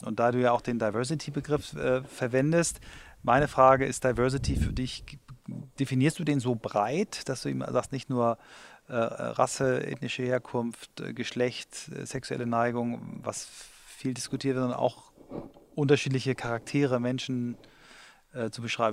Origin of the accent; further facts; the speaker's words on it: Germany; ich als Deutscher